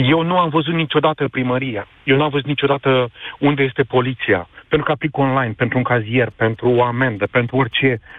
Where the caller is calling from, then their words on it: London, United Kingdom; Bună ziua, vă sunt din Londra.